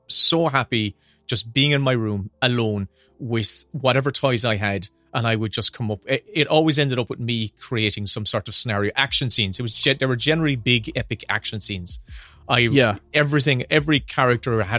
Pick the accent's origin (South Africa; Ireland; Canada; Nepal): Ireland; Kanturk, Munster; I grew up in outside Kanturk, closer to the village of Castlemagner, but very much a rural country boy.